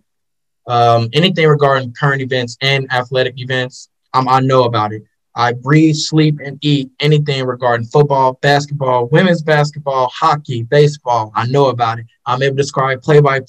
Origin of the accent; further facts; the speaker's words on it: Chicago, Illinois, United States; also born or lived in Urbana-Champaign, Illinois; I am from Chicago, Illinois, born and raised on the South Side as well